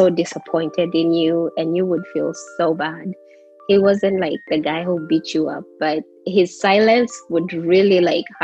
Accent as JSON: {"language": "English", "town": "Langata", "region": "Nairobi", "country": "Kenya", "tie": "born or raised there", "moved": "yes", "lives_now": "United States", "said": "Um, born and bred in Kenya. Uh, lived in Langata for the longest. Then we moved to Komarock."}